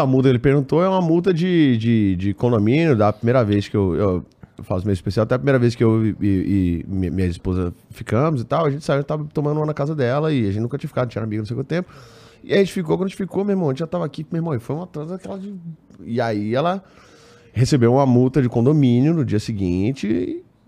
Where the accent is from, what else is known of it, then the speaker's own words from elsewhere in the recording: Pernambuco, Brazil; minha família é toda pernambucana, fui criado em Pernambuco